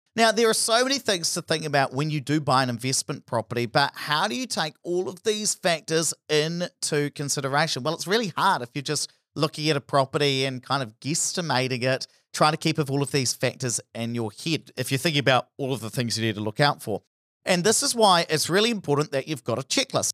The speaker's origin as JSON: {"language": "English", "area": "Hawera", "region": "Taranaki", "country": "New Zealand", "tie": "born or raised there", "said": "my hometown of Harbido, which was very reliant on dairy"}